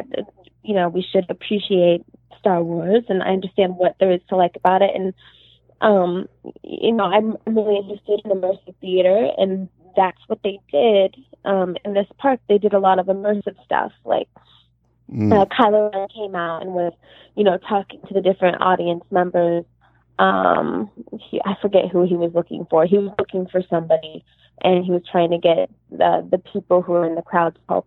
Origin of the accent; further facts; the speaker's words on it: Los Angeles, California, United States; also born or lived in suburb of Chicago, Illinois; I was born in Los Angeles at Cedars-Sinai Hospital in West Hollywood